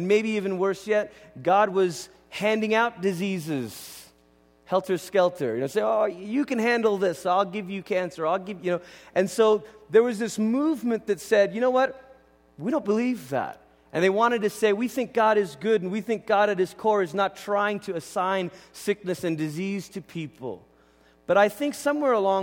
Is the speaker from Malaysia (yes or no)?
yes; Malaysia; moved away; I grew up in Malaysia